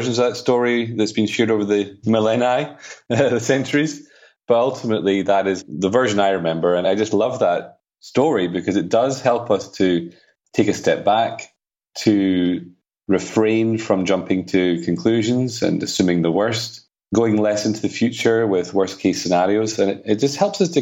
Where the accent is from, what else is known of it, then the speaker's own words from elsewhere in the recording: Edinburgh, Scotland, United Kingdom; now in Spain; I'm from Edinburgh, but I live in Spain.